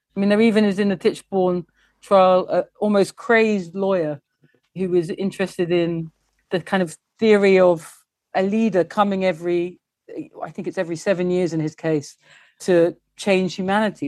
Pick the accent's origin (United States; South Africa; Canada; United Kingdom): United Kingdom; England; I am English and I love England.